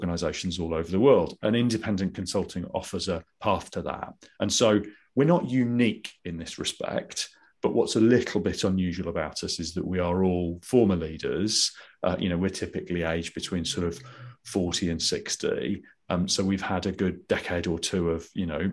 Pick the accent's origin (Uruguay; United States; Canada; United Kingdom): United Kingdom; Midlands; accent: Midlands; moved away as an adult; also born or lived in London; I'd come from the Midlands, as you can probably tell from my accent